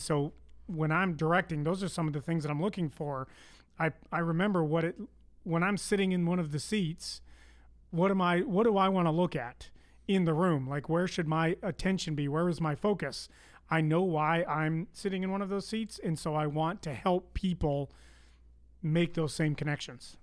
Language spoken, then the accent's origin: English; Canada; accent: Canadian; moved away; I am Canadian